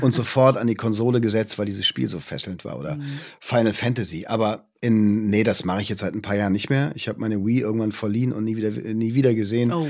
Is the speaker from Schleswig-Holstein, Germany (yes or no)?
no; Düsseldorf, North Rhine-Westphalia, Germany; now in Potsdam, Germany; Meine Heimat ist immer Düsseldorf